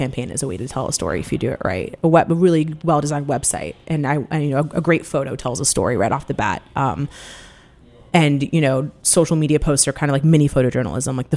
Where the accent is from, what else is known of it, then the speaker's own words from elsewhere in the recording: Seattle, Washington, United States; Growing up in Seattle, I had friends from many different backgrounds